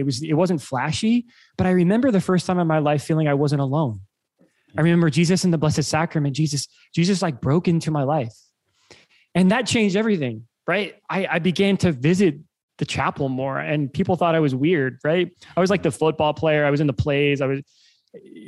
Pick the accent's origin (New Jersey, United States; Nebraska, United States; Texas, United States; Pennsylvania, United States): Nebraska, United States; Lincoln; I grew up in Lincoln, Nebraska